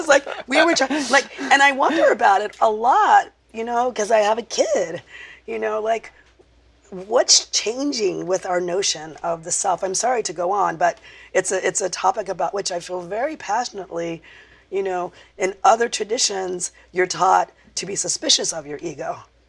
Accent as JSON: {"language": "English", "town": "Compton", "region": "California", "country": "United States", "tie": "born or raised there", "also_born_or_lived": "New Orleans", "said": "That's not the Compton I grew up in. The Compton I grew up in was so fucking beautiful."}